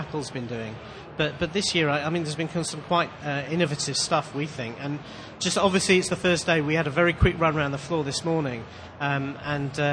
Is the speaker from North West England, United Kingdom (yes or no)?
yes; Manchester, North West England, United Kingdom; as you can probably tell from my accent, I'm not a particularly local boy. I'm from Manchester in the United Kingdom.